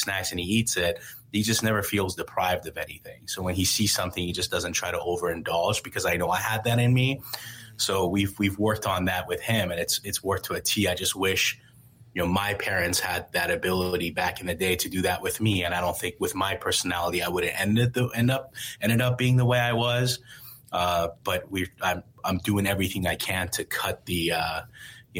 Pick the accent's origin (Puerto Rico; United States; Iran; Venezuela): Iran; moved away; growing up in Iran